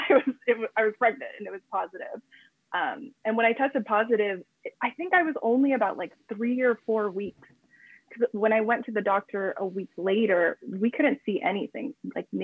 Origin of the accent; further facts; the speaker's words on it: California, United States; moved away as an adult; now in Japan; we're both from California, we're both Americans